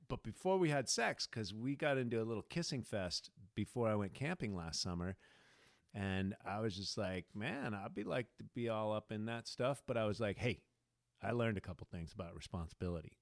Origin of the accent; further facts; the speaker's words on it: United States; I'm an American